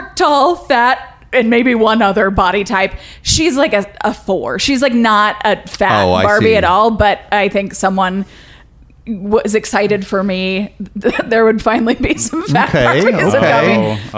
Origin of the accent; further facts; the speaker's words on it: Texas, United States; I'm from Texas